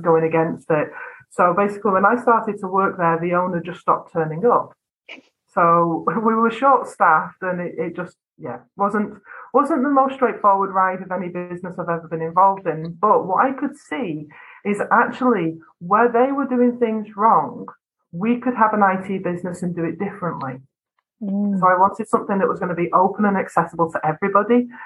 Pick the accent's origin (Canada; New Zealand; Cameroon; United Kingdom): United Kingdom; North West England; accent: flat vowels; I come from Northwest England I have very flat vowels in my accent.